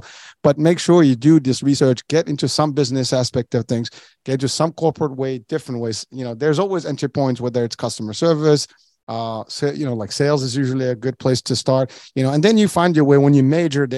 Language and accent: English; Morocco; moved away; When I was a kid, I was born and raised in Morocco